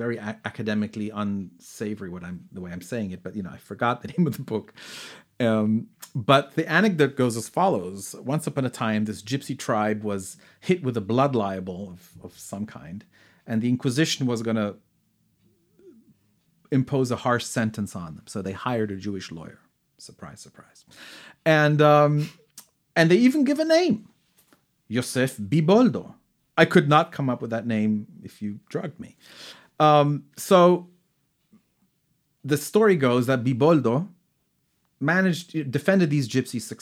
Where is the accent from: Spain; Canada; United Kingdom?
Spain; Granada, Andalusia; growing up in Granada